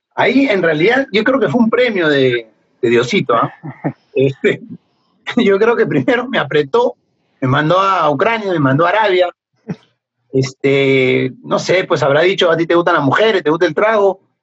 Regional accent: Peru; yo soy peruano

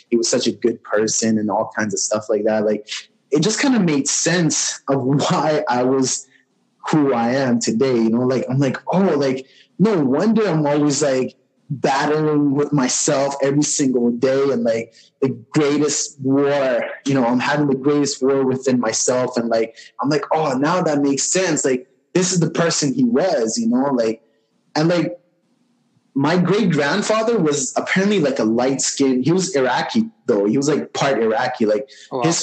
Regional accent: Noakhali, Chittagong Division, Bangladesh; But when I was in Bangladesh and I went to our village, I'm from Noakhali. My parents are from Noakhali.

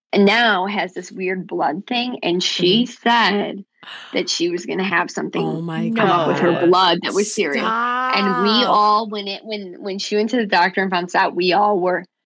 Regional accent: Arlington Heights, Illinois, United States; I grew up in the Chicago suburbs.

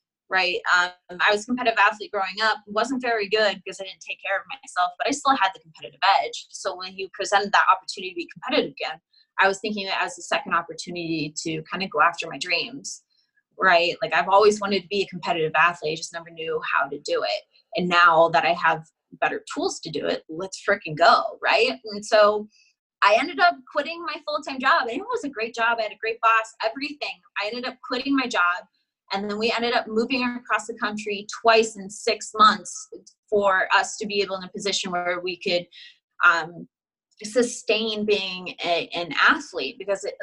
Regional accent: Nebraska, United States; moved away as an adult; also born or lived in Houston, Texas; now in Arizona, United States; I was born and raised in Nebraska, right? Nebraska my whole life

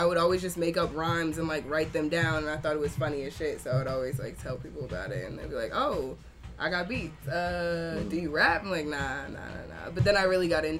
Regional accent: New Jersey, United States; I'm from New Jersey, gang shit, 973

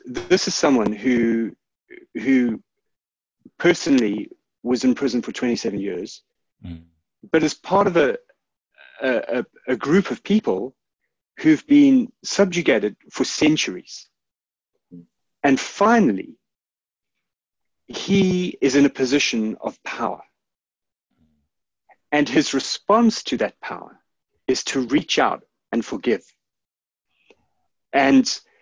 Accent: South Africa; I'm South African. I was born in the early 1970s, which meant that I grew up in the 1980s.

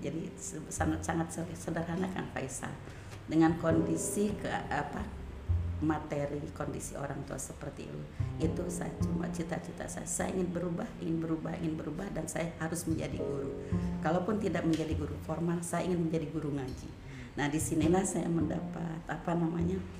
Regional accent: Cianjur, West Java, Indonesia; awalnya saya dari Cianjur itu apa

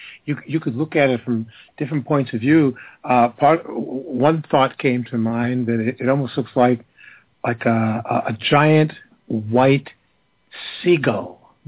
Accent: United States; accent: American; I have enough trouble with my own American accent.

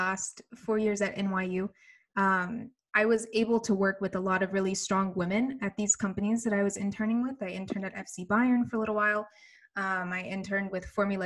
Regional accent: Birmingham, Alabama, United States; moved away as an adult; now in New York, United States; I'm from Birmingham, Alabama.

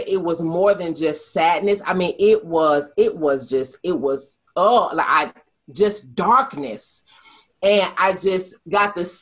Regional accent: Detroit, Michigan, United States; growing up in Detroit, we lived with my great aunt

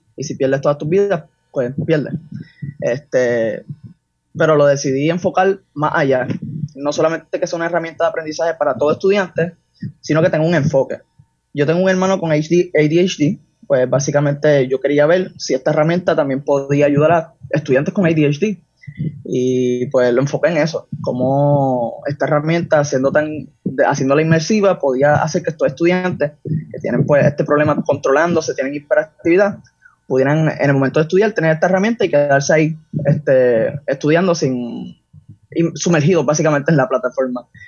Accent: San Juan, Puerto Rico; Yo soy de San Juan, ahora mismo tengo 19 años

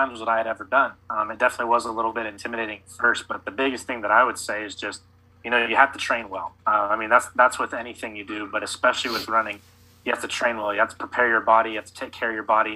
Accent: Oklahoma, United States; Growing up in Oklahoma my whole life, I was born a year after the bombing

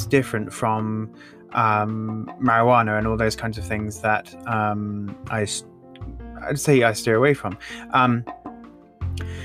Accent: England, United Kingdom; I'm from England

